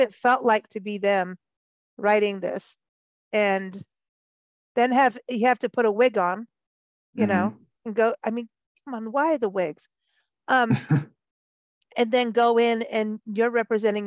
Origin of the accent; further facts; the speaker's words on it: United States; I know I'm American